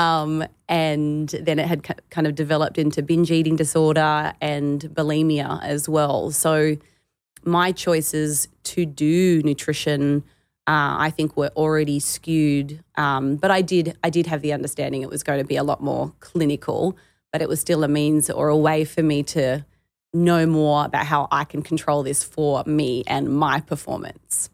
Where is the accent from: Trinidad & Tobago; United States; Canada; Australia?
Australia; being a female growing up in Australia